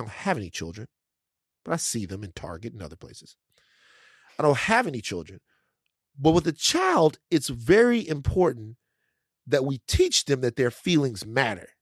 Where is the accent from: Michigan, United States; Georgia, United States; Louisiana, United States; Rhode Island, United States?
Louisiana, United States; I'm from Louisiana